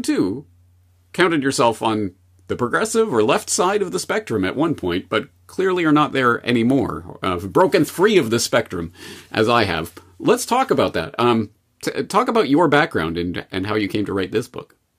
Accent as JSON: {"language": "English", "country": "Canada", "tie": "born or raised there", "said": "Myself, as a Canadian, I was brought up in the Canadian indoctrination system"}